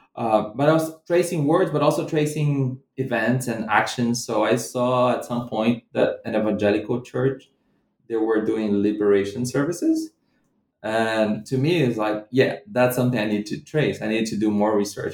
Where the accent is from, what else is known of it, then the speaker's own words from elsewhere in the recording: Brazilian Midwest, Central-West, Brazil; moved away as an adult; also born or lived in London / Scotland; I'm not from Rio either. So I'm not from Rio de Janeiro, the city where I did my field work. I come from a different part of the Brazilian Midwest